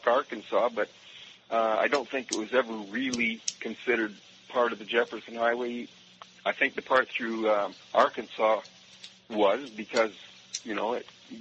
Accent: Canada; moved away as an adult; now in New Orleans, United States; I'm a Canadian, and I immigrated to New Orleans with my wife and family, my wife being from here, about 11 years ago

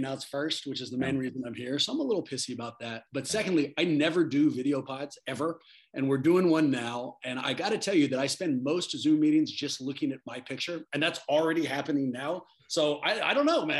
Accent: Oakland, California, United States; As an East Bay guy, I mean, born and raised in Oakland, I've been going to Warriors games in the East Bay my entire life

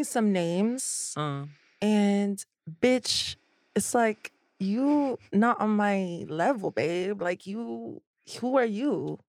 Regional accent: Orlando, Florida, United States; also born or lived in Miami; Orlando and Miami.

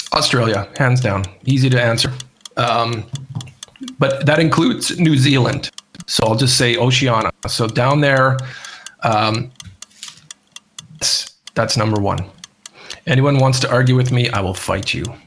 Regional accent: Canada; moved away; when I was in Canada last year for a little bit in my hometown

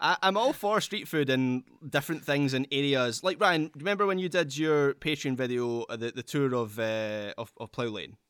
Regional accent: Scotland, United Kingdom; I'm a Scottish Sterling Albion fan

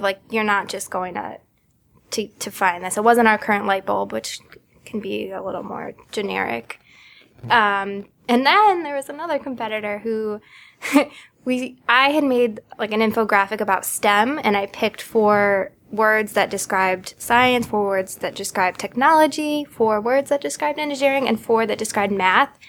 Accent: Connecticut, United States; also born or lived in Boston; I am from Connecticut. I moved home after college.

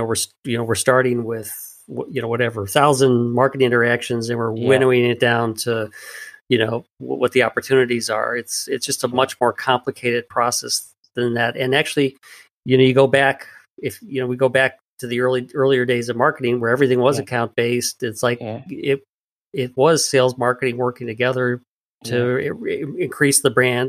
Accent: Chicago, Illinois, United States; my hometown of Chicago

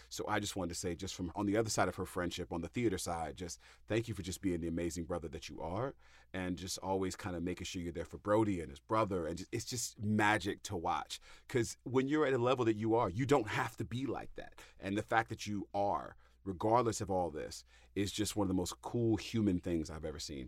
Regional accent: the Bay Area, California, United States; now in New Jersey, United States; I am from the Bay Area

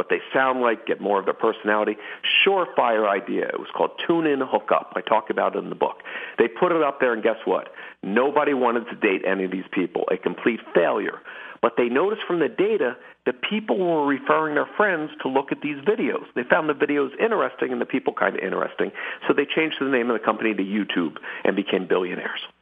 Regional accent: Philadelphia, Pennsylvania, United States; I grew up in Philadelphia

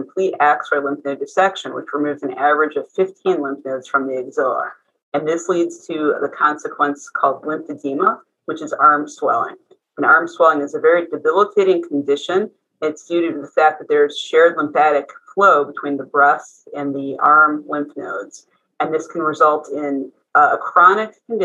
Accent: Cleveland, Ohio, United States; moved away as an adult; also born or lived in North Carolina / San Francisco, California / Houston, Texas; I'm originally from Cleveland, Ohio. I grew up in the East Side in Mayfield Heights.

